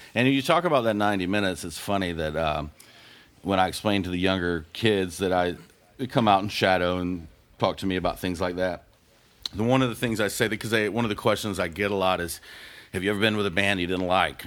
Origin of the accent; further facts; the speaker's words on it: Panama City, Florida, United States; moved away; also born or lived in Gainesville, Florida; I grew up in the Redneck Riviera of Panama City, Florida.